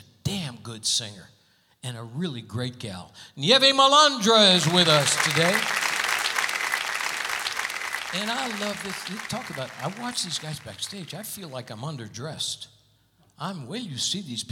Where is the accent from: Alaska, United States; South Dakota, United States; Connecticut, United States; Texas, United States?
Connecticut, United States; Hartford; moved away; my hometown, Hartford, Connecticut